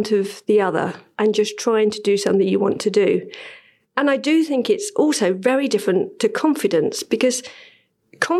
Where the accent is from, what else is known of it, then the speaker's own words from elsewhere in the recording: London, United Kingdom; I was born in Bow, and I remember I had a brilliant childhood